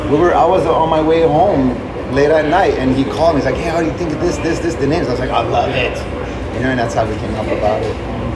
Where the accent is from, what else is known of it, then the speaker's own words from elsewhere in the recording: Beirut, Beirut Governorate, Lebanon; moved away; I'm an immigrant from Beirut, Lebanon, right? So we moved here and we didn't have any family.